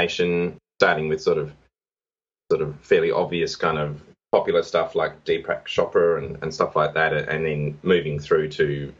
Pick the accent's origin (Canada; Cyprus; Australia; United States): Australia; Adelaide, South Australia; my hometown of Adelaide, which is a city in Australia